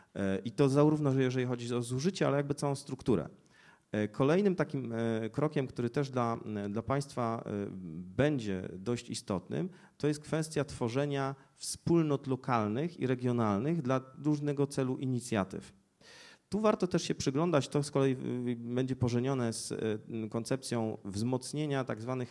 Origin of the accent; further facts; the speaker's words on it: Poznań, Greater Poland, Poland; jestem z Poznania